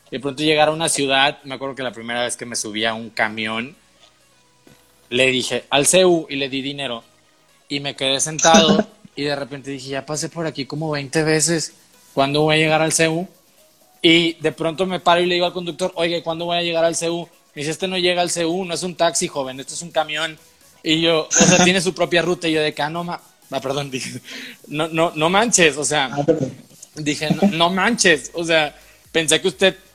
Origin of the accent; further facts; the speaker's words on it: Texas, United States; yo soy de la otra costa, ¿no? Yo crecí en Texas